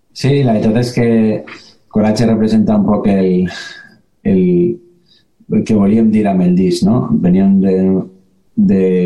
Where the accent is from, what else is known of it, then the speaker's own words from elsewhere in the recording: Valencian Community, Spain; la nostra València